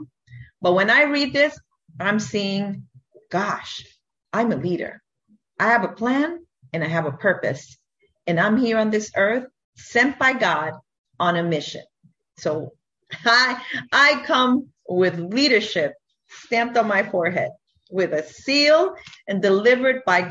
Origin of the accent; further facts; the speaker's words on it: New York City, New York, United States; now in Fort Lauderdale, United States; I am originally from New York City, and I was born and raised there. But now I live in Fort Lauderdale, Florida